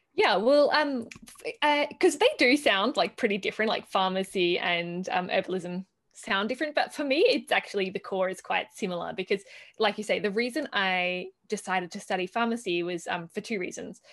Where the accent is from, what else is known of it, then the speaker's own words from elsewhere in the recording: Australia; moved away as an adult; now in Italy; coming from Australia, where, at least where I grew up in Australia, it's very dry and barren